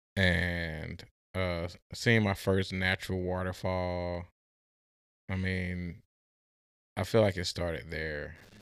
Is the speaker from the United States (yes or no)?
yes; St. Louis, Missouri, United States; also born or lived in Oklahoma; now in Oregon, United States; I was born and raised in Saint Louis, but I went to school in Oklahoma